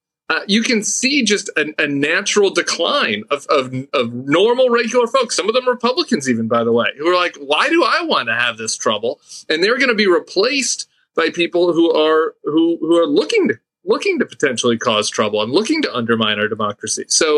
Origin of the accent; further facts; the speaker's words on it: Colorado, United States; my home state of Colorado